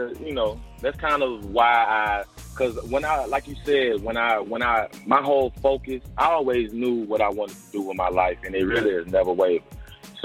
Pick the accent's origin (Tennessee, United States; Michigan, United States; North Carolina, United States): Tennessee, United States; Memphis; also born or lived in Olive Branch, Mississippi / Oxford, Mississippi; Oh, man, I'm from Memphis, Tennessee, you know what I'm saying? Grew up on the east side over there behind Evers Elementary right there on Clearbrook Street. Moved to Olive Branch, which is right across the state line in Mississippi.